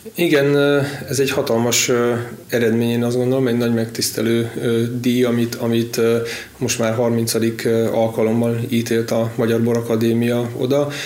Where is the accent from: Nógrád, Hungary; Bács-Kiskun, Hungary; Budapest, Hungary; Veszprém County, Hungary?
Veszprém County, Hungary; Badacsony; az első kis saját ültetvényük volt az én játszóterem, ott nőttem fel, és együtt cseperedtünk a, a birtokkal